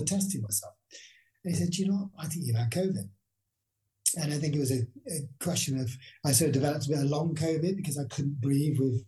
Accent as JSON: {"language": "English", "town": "Bristol", "region": "South West England", "country": "United Kingdom", "said": "I'm from Bristol"}